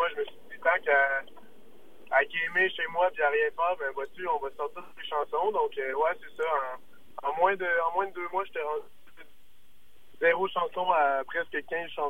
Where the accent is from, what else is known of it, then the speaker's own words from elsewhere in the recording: Quebec City, Quebec, Canada; ça va faire bientôt euh, un an que j'habite euh, fièrement le beau Limoilou. mais on est, on est, tous des gars de la région de Québec. En fait, on a grandi à Montcalm, euh, on a grandi à Saint-Augustin, puis on se retrouve tous habités en ce moment au centre-ville.